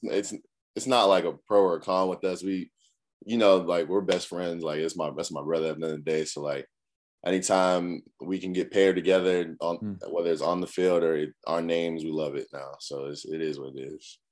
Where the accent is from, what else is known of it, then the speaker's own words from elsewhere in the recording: Cambridge, Massachusetts, United States; moved away as an adult; now in South Carolina, United States; I'm from Cambridge, Massachusetts, uh, up north, real cold.